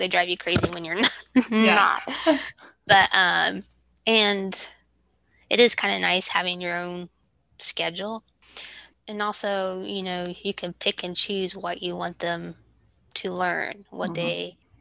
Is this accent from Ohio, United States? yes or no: yes; Ohio, United States; also born or lived in Kentucky; now in Georgia, United States; we're originally from Ohio. We lived in Kentucky for 10 years. And then we moved to Georgia about 2.5 years ago.